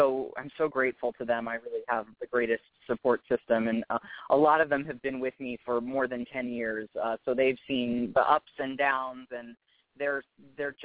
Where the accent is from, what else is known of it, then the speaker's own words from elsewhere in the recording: Los Angeles, California, United States; It's home. I grew up here. I was actually born in Los Angeles proper, which is very rare